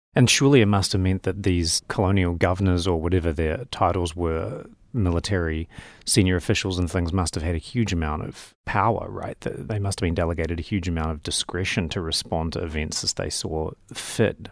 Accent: New Zealand; moved away as an adult; also born or lived in United States / Oxford, England; as a New Zealander

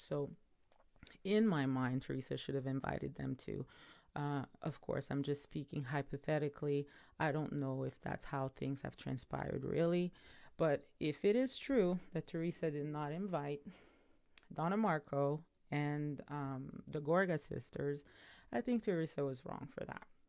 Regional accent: Montreal, Quebec, Canada; now in Ontario, Canada; my hometown, which is Montreal

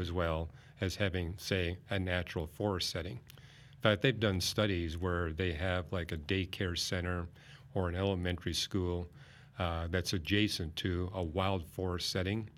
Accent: Vancouver, British Columbia, Canada; I grew up in Vancouver, British Columbia

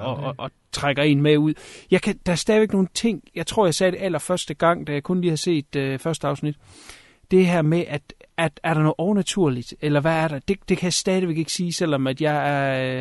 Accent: Denmark; som dansker

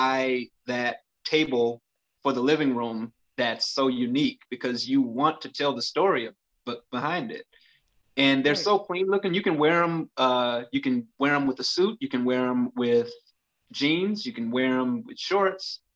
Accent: Chicago, Illinois, United States; I'm from Chicago

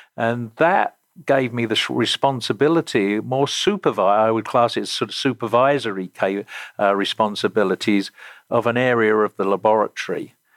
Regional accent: Romford, London, United Kingdom; moved away; I grew up in the Greater London suburbs in an area uh, or a county called Essex, and the town I grew up in uh, was Romford in Essex

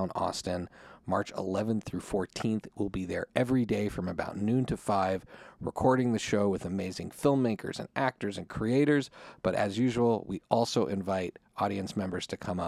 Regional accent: Canada; now in Washington, D.C., United States; I grew up in Canada

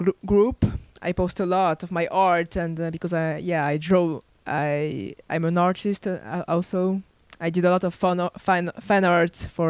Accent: France; accent: French; English is a second language; Well, I'm from France. Maybe you can tell with my accent

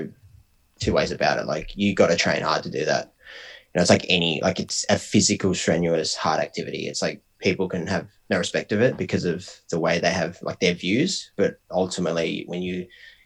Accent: Bendigo, Victoria, Australia; I'm from Bendigo

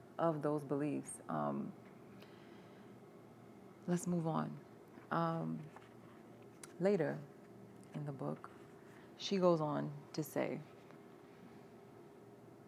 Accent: United States; we as Black people, Black Americans

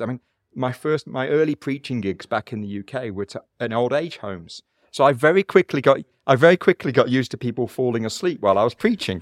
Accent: United Kingdom; moved away as an adult; also born or lived in South Africa; now in Cape Town, South Africa; even though I've lived in South Africa twenty-five years, I still recognize a couple of things. One is I'm still British origin. I'm culturally British

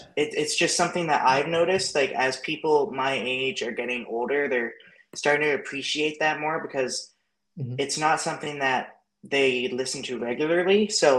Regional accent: North Bay, Ontario, Canada; moved away; So I was born in North Bay, which is like 9 hours away. And up there, where we lived anyway, we were like an hour north of North Bay.

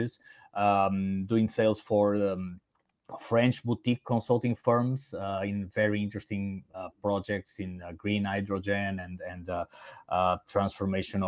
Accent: Portugal; first language Portuguese and Spanish; English is a second language; moved away as an adult; also born or lived in Italy; now in Singapore; My native languages are Portuguese and Spanish because my hometown is actually in the border with Spain.

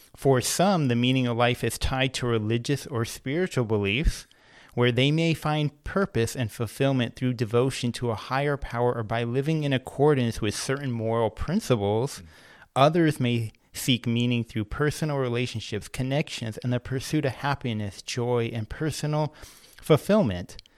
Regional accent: Antioch, California, United States; I grew up in Antioch, California

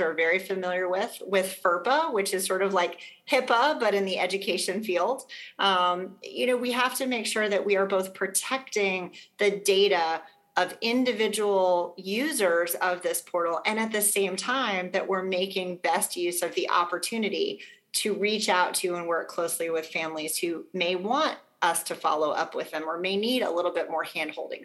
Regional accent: Arkansas, United States; now in South Carolina, United States; in my home state of Arkansas

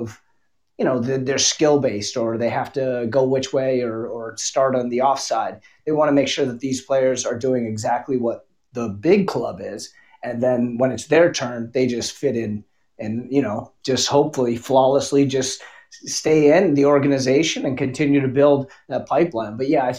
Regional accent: Boston, Massachusetts, United States; even though I'm from Boston

